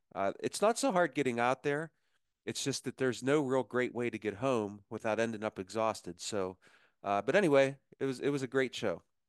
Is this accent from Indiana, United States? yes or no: no; Punxsutawney, Pennsylvania, United States; I was born in Punxsutawney